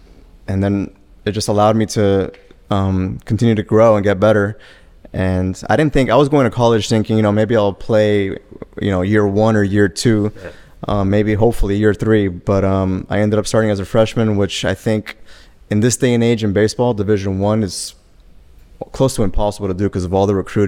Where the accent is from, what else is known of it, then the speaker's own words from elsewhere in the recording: Miami, Florida, United States; Well, I'm originally from Miami, so not too far from here, Fort Lauderdale. Yeah. Born and raised.